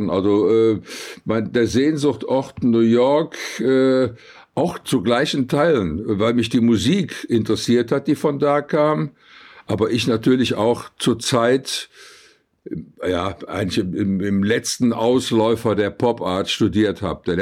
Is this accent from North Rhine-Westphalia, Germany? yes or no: yes; Cologne, North Rhine-Westphalia, Germany; bin ja im sechsten Jahr nach dem Krieg geboren und äh, da war Köln noch wirklich sehr, sehr zerbombt. Ich bin also in den Trümmern aufgewachsen. Wir haben in Trümmern gespielt.